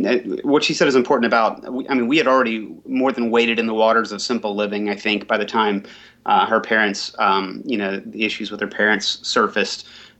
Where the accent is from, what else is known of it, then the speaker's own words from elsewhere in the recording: Pensacola, Florida, United States; now in Columbus, United States; I grew up in Pensacola, Florida.